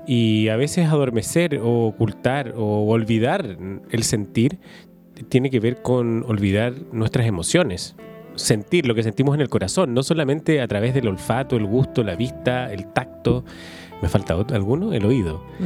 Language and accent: Spanish; Valdivia, Los Ríos, Chile; also born or lived in Santiago; yo me crié aquí en Valdivia y mi familia es de acá y yo soy de acá.